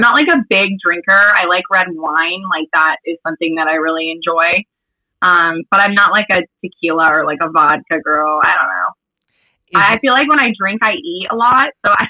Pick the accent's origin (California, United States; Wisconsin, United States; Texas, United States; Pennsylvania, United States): California, United States; Valencia; also born or lived in Arizona; I grew up in Valencia in the Valley, Santa Clarita Valley, moved to Arizona for 2 years and then grew up, I feel like in Northern California